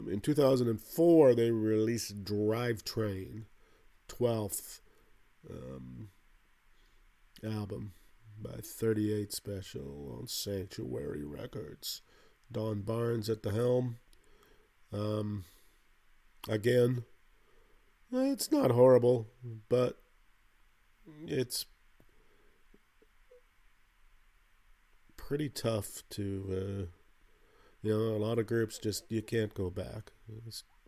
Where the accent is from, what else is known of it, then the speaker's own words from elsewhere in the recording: Canada; where I grew up in Canada here, not in the way far in the north, but pretty far north